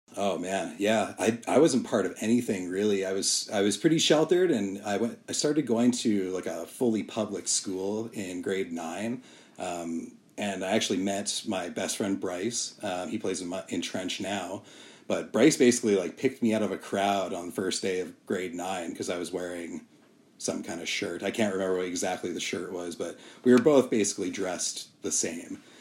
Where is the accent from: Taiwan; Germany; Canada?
Canada; Calgary, Alberta; I grew up in Calgary